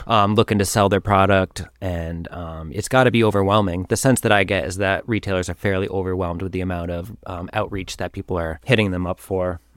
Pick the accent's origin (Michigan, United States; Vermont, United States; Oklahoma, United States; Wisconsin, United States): Vermont, United States; Whiting; moved away; I grew up in Vermont. I was born in Whiting, which is a small farm town